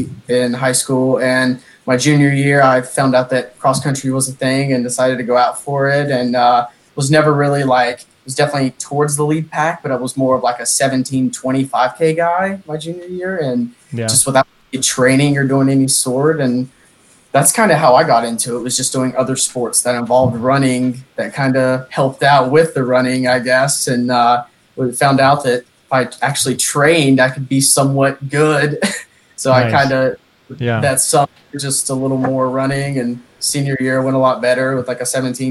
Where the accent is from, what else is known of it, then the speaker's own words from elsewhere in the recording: Lenoir, North Carolina, United States; I'm from Lenore, North Carolina, just like an hour and a half west of Asheville